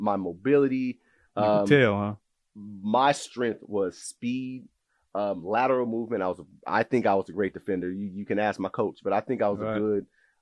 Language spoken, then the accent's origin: English; Oklahoma City, Oklahoma, United States; I grew up around Douglas High School.